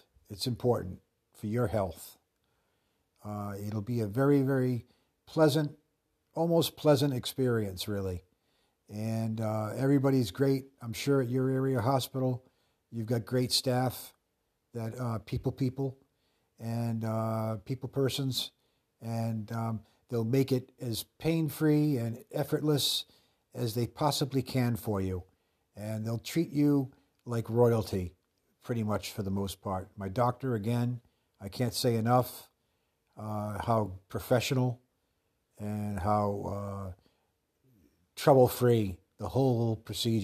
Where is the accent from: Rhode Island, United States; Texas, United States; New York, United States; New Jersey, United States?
Rhode Island, United States; Pawtucket; growing up in Woodlawn